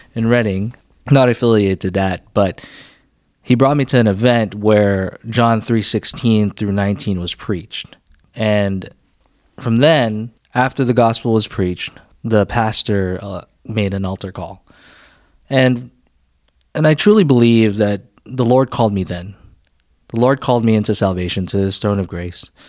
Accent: Philippines; now in United States; I grew up in the Philippines

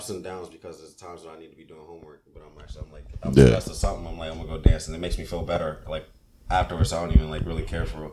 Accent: Virginia, United States; also born or lived in Brooklyn, New York; I'm a VA dude

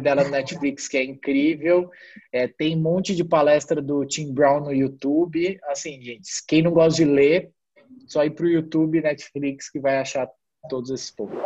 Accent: Ribeirão Preto, São Paulo, Brazil; now in São Paulo, Brazil; eu sou de Ribeirão Preto, é, então morava sozinho em São Paulo

